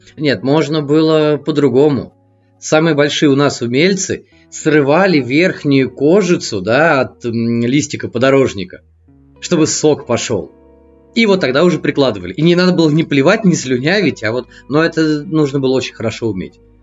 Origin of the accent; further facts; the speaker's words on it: Moscow, Russia; also born or lived in Voronezh; мне 35, я из Москвы